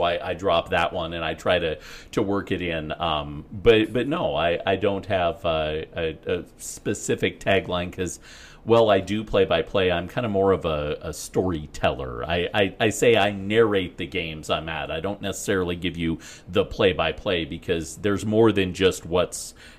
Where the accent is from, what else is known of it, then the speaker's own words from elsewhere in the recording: Fort Morgan, Colorado, United States; moved away; also born or lived in Pueblo, Colorado; I'm from Fort Morgan, but I went to college in Pueblo.